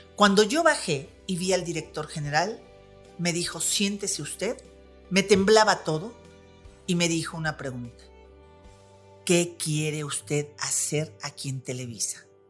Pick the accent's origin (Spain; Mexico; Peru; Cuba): Mexico; now in Puebla, Mexico; justo aquí en la ciudad de Puebla, soy mexicana